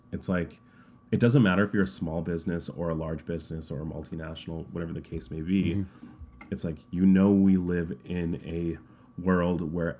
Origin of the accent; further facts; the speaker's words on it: Canada; I know as a Canadian customer, the worst thing I can get, and I actually got this from Marriott Bonvoy.